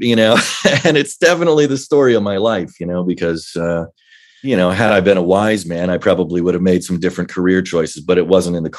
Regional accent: Virginia, United States; Well, I was a military kid, so we moved around a good bit, but for the most part, in Northern Virginia, in the DC area, that's kind of where my dad's career landed.

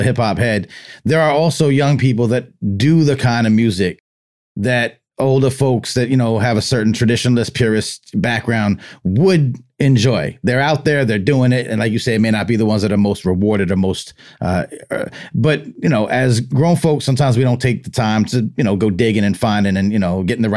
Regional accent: Westbury, New York, United States; I grew up in Westbury, so I was right down the block

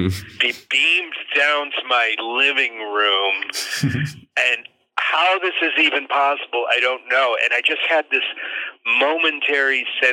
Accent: Cleveland, Ohio, United States; I grew up in Cleveland, Ohio

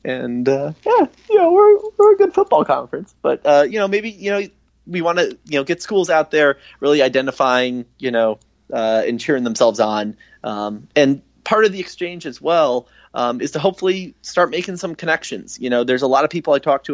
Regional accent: Ohio, United States; I grew up in Ohio

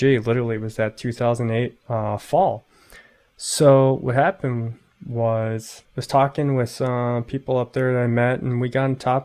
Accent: Chicago, Illinois, United States; moved away as an adult; also born or lived in Anchorage, Alaska / Fairbanks, Alaska; I'm originally from Chicago

